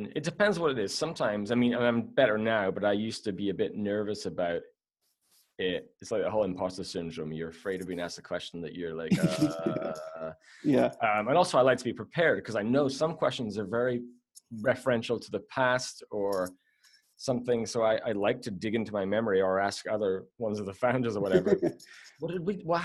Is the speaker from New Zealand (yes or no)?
no; Scotland, United Kingdom; moved away as an adult; also born or lived in Newcastle upon Tyne; now in Canada; I was there till I was 10, then moved to Scotland, grew up there